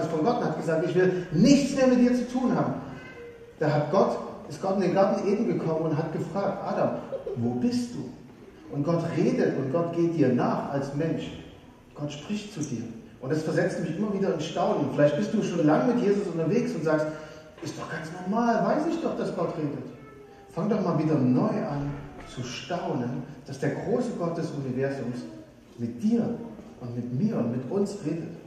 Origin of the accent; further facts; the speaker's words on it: Saxony, Germany; ich komme aus, aus Sachsen und äh, früher war das DDR. Und ich weiß noch, als Kind haben wir immer äh, angestanden eine Stunde, um das Nutella des Ostens zu bekommen.